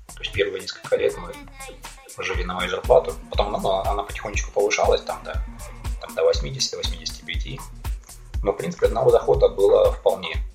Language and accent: Russian; Taganrog, Rostov Oblast, Russia; moved away as an adult; also born or lived in South Korea; now in Melbourne, Australia; уехал я из Таганрога в 2001 году